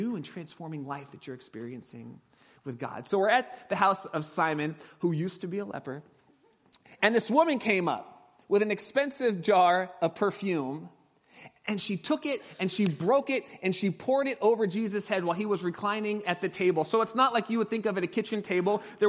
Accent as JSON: {"language": "English", "region": "Southern California", "country": "United States", "tie": "born or raised there", "moved": "yes", "said": "grew up in my hometown with me back in Southern California"}